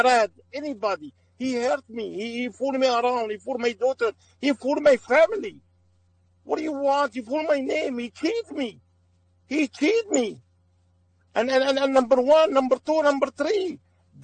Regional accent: Aleppo, Aleppo Governorate, Syria; English is a second language; moved away as an adult; now in United States; I'm from Aleppo.

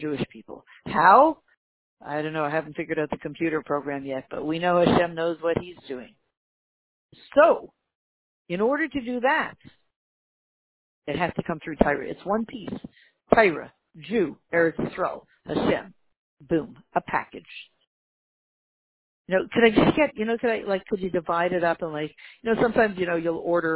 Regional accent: Canada; I was born in Canada

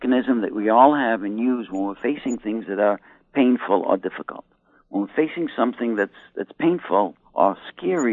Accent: Boston, Massachusetts, United States; moved away; also born or lived in New York; I come from Boston

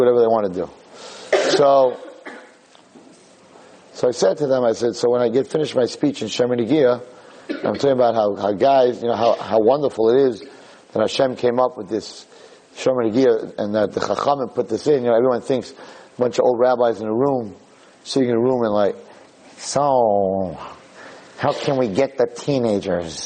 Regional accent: New York, United States; I'm from New York

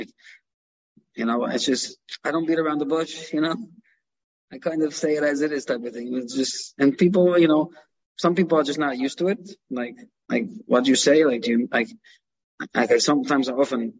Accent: New York City, New York, United States; I grew up in Canarsie, uh-huh. Brooklyn.

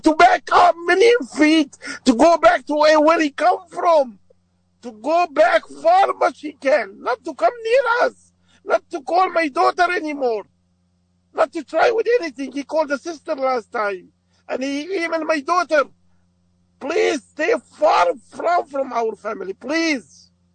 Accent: Aleppo, Aleppo Governorate, Syria; English is a second language; now in United States; I'm from Syria

